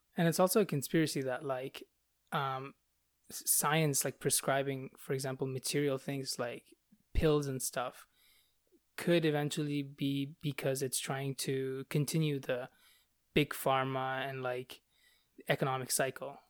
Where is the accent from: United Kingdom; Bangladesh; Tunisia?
Bangladesh; now in Canada; I'm from Bangladesh where, like, nobody has blonde hair.